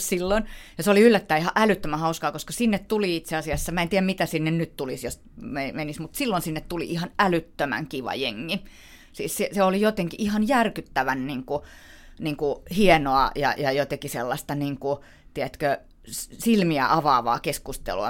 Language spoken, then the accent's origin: Finnish; Helsinki, Uusimaa, Finland; mä oon helsinkiläinen